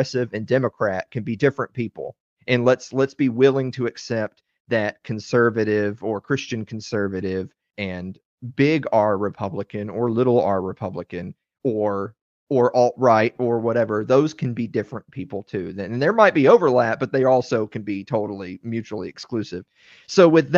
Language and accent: English; Southern Middle Tennessee, United States; I'm from the South. I'm from Southern Middle Tennessee, and I grew up around a lot of people